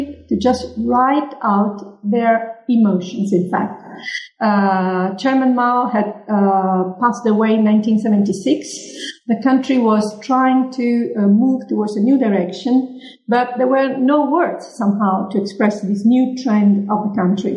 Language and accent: English; Palermo, Sicily, Italy; also born or lived in Lecce; the university of my own hometown, which is Palermo in Sicily